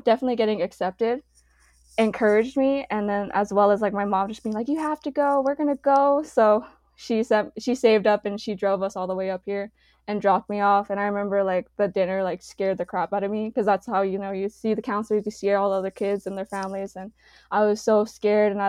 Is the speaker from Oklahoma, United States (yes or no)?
no; Albuquerque, New Mexico, United States; moved away as an adult; now in Santa Fe, United States; I'm from Albuquerque, New Mexico